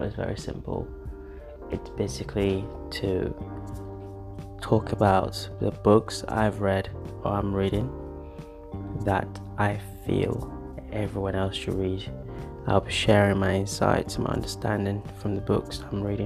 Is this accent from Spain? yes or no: no; Yoruba, Nigeria; accent: Nigerian, Yoruba; my Nigerian accent there, precisely my Yoruba accent